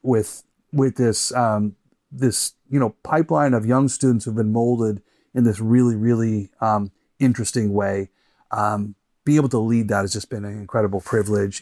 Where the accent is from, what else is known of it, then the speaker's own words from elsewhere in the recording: Boise, Idaho, United States; also born or lived in Oxford, United Kingdom; now in Moscow, Idaho, United States; I'm from Boise, uh, graduated from public school, went up to the University of Idaho